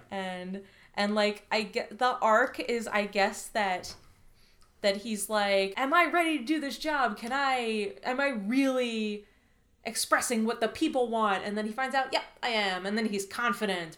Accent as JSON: {"language": "English", "country": "United States", "said": "as an American"}